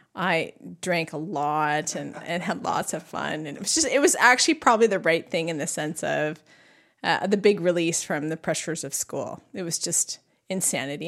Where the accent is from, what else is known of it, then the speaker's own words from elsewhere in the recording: Duncan, British Columbia, Canada; I grew up there. I was born and raised there